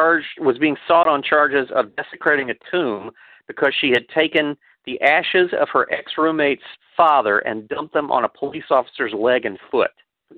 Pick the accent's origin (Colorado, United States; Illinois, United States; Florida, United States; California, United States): Florida, United States; Pensacola; I went to my hometown paper first, the Pensacola News Journal